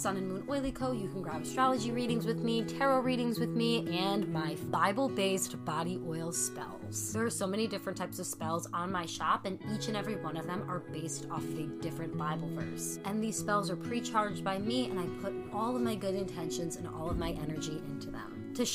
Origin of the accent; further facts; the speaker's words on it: New York, United States; I'm from New York